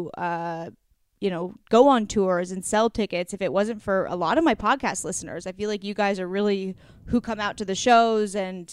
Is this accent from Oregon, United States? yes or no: yes; Astoria, Oregon, United States; moved away; my hometown of Astoria, Oregon